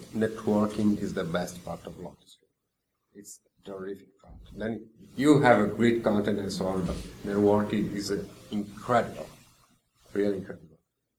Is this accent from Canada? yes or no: no; Italy